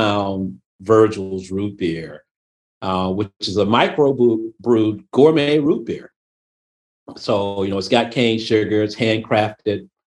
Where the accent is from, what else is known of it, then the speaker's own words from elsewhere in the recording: Memphis, Tennessee, United States; moved away; I was born and raised in Memphis, Tennessee